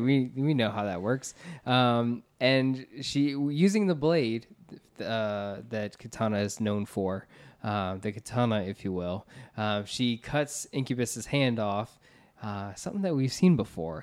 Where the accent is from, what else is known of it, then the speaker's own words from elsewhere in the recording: United States; We're from the Florida, Georgia area